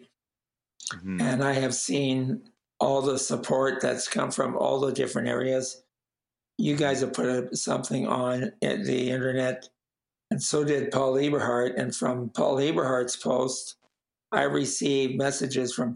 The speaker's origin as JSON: {"language": "English", "town": "Coquitlam", "region": "British Columbia", "country": "Canada", "tie": "born or raised there", "said": "I grew up in Millardville, which is the part of Coquitlam"}